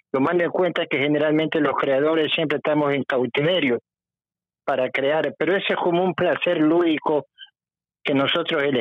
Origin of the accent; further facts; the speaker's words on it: Guayaquil, Guayas, Ecuador; also born or lived in Ambato; soy nacido en Ambato, pero soy guayaquileño de cepa.